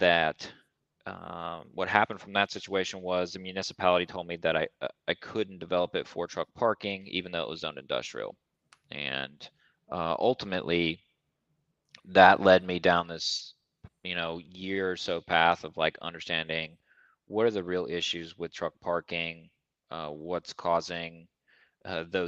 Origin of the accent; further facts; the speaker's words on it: South Central Kentucky, United States; I'm from a small town in South Central Kentucky, like population 3000